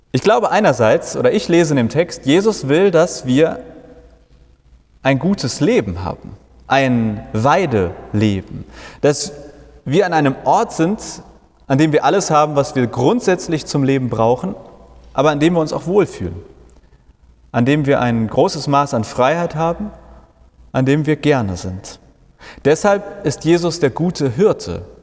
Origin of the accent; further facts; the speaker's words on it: Hamburg, Germany; Ich komme aus Hamburg